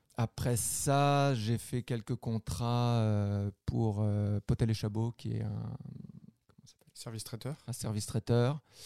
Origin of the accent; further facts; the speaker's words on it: France; moved away as an adult; now in Quebec, Canada; je viens de la France. je suis arrivé au Québec en 2012.